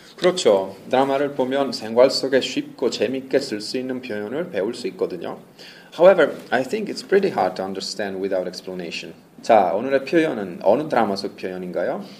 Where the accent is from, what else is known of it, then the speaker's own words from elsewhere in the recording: Italy; Korean is a second language; moved away as an adult; now in Seoul, South Korea; 저는 이탈리아에서 온